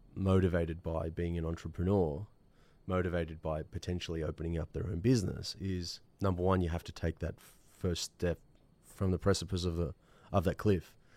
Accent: Australia; I'm Australian

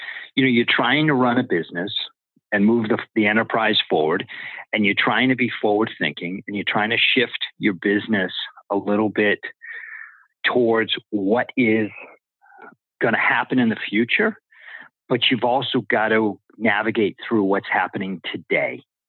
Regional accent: East Coast, United States; growing up on the East Coast

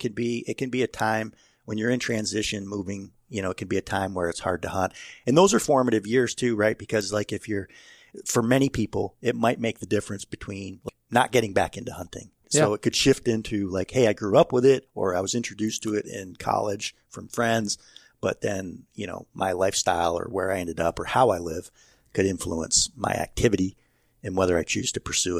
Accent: Chestertown, New York, United States; I grew up in Chestertown, up in the Lake George region.

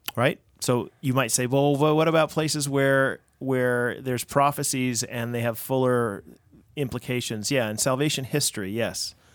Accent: United States; I'm an American

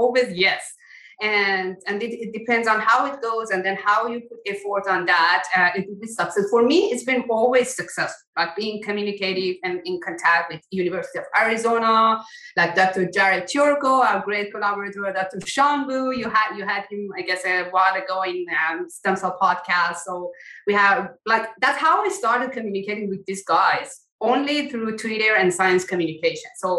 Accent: Iran; moved away as an adult; also born or lived in Germany / Austria; now in Canada; I come from Iran and then I went to Germany for my PhD. And then part of my PhD, I went to Austria. Then I came to Canada

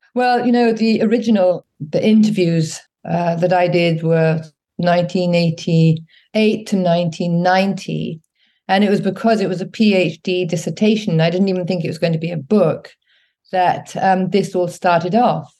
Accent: England, United Kingdom; also born or lived in Africa; when I came back to England, I was about eight or nine years old

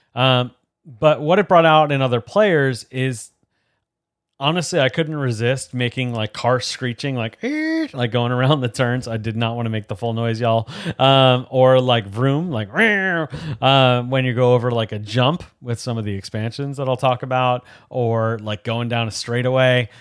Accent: outside of New York, United States; grew up watching NASCAR and going to some different races and things growing up outside of New York

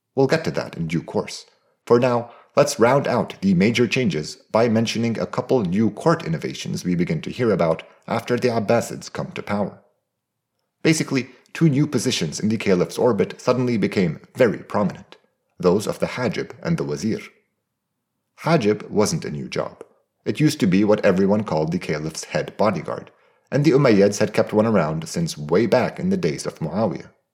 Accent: Beirut, Beirut Governorate, Lebanon; my hometown of Beirut

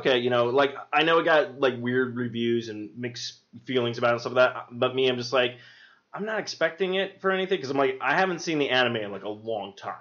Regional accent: Albuquerque, New Mexico, United States; I grew up in Albuquerque

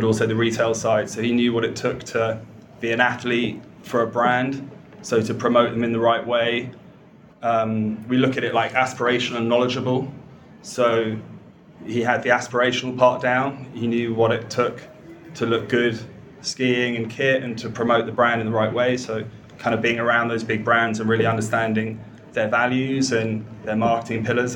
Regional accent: London, United Kingdom; I was from London, more middle class

